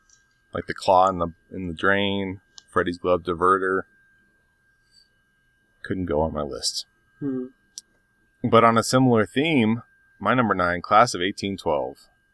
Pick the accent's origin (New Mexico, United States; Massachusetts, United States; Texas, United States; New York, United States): New Mexico, United States; Albuquerque; Growing up in Albuquerque